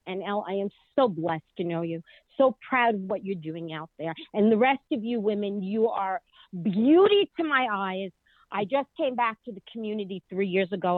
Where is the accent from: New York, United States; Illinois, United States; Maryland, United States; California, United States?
New York, United States; I'm also from New York